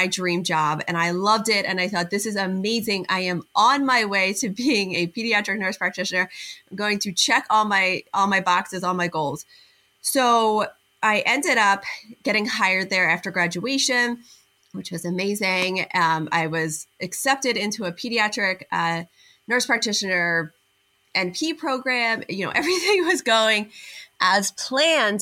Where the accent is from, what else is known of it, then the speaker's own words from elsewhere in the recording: outside of Philadelphia, Pennsylvania, United States; right about 15 minutes from where I grew up outside of Philadelphia